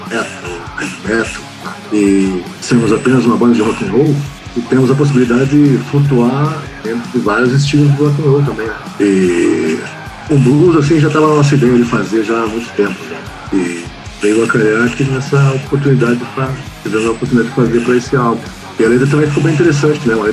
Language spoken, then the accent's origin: Portuguese; Brazil; first language Portuguese; nós somos brasileiros